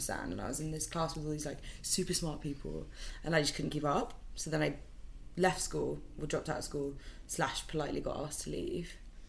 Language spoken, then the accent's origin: English; Aberdeen, Scotland, United Kingdom; my family, I'm from Scotland, so I'm from Aberdeen. I think I'm a true Scot. Like, I think I have the mannerisms of a Scottish person.